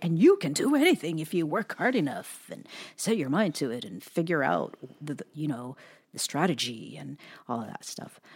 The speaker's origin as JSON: {"language": "English", "region": "Hawaii", "country": "United States", "tie": "born or raised there", "moved": "yes", "lives_now": "Pacific Northwest, United States", "said": "an Asian person born and raised in Hawaii"}